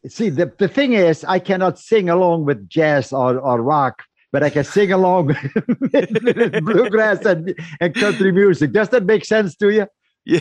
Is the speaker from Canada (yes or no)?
no; Netherlands; moved away as an adult; I was born and raised in the Netherlands